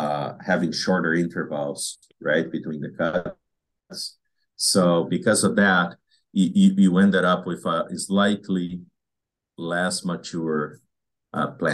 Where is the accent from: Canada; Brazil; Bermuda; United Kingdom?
Brazil; moved away as an adult; now in Wisconsin, United States; I grew up in Brazil where planting alfalfa is very hard.